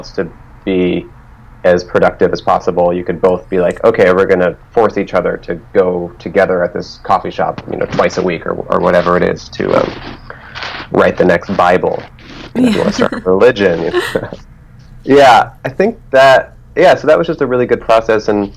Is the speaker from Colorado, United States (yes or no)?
yes; Telluride, Colorado, United States; moved away as an adult; also born or lived in Alameda, California / Portland, Oregon; from 0 to 9 years old, I lived in Alameda, California, which is right next to Oakland, which is in the Bay Area. So I grew up in the Bay Area, and then when I was 9, I moved with my mother and my siblings to Colorado, and we moved to a town called Telluride